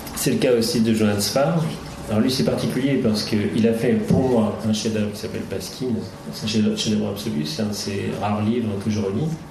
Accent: Brittany, France; moved away as an adult; also born or lived in Rennes; now in Paris, France; je suis originaire de, de Bretagne

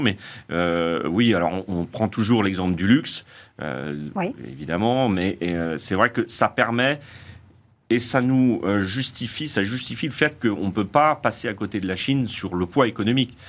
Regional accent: France; chez nous en France

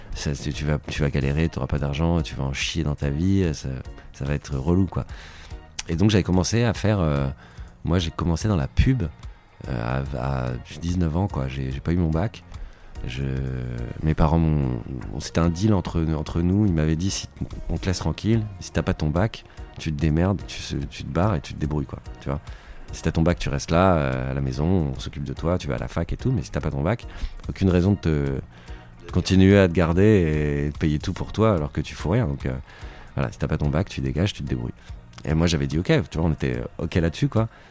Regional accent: Paris, Île-de-France, France; je suis parisien

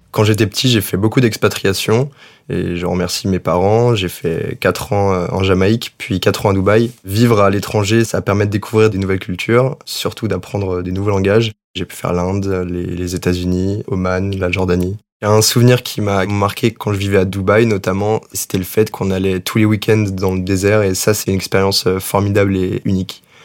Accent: France; moved away as an adult; Quand on est français

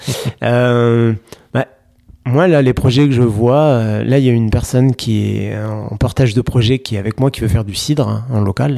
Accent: Charente-Maritime, Nouvelle-Aquitaine, France; je suis originaire de Charente-Maritime

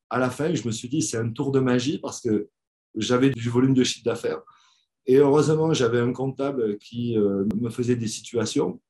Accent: Brive-la-Gaillarde, Nouvelle-Aquitaine, France; Donc moi je suis originaire de Brive en France

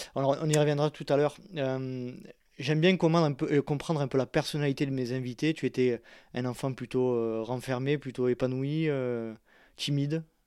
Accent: southern France, France; also born or lived in Loire-Atlantique (parents); je suis né dans le sud de la France

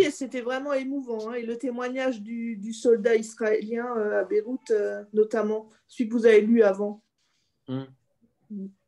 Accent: Alsace, Grand Est, France; je suis alsacienne

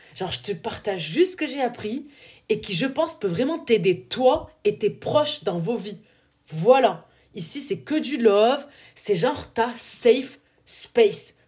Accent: southern France, France; accent: du sud; mon accent du sud est ressorti

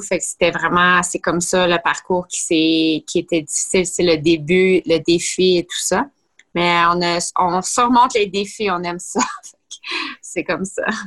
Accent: Blainville, Quebec, Canada; j'ai grandi à Blainville

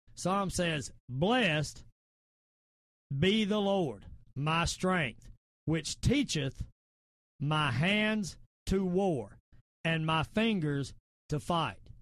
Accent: the South, United States; accent: southern; I sound my southern accent

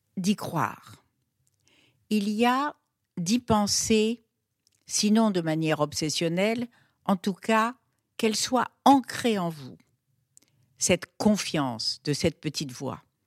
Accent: Fez, Fès-Meknès, Morocco; now in Paris, France; je suis née au Maroc en 1943, qui était un monde totalement féodal, et plus précisément la ville où j'étais, la ville de Fès

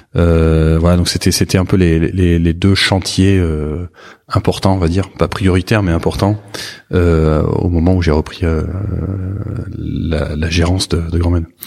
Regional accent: Saint-Émilion, Nouvelle-Aquitaine, France; also born or lived in Bordeaux / Libourne; j'ai grandi ici. Je suis né à, à Bordeaux.

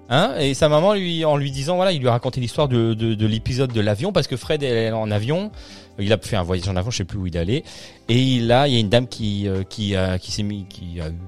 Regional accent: Liège, Wallonia, Belgium; Ah, bah, parce que moi, je viens de Liège.

